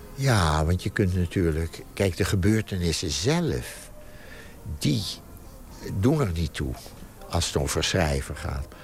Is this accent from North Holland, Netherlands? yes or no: yes; Amsterdam, North Holland, Netherlands; de straat waar ik geboren ben, namelijk de Rompot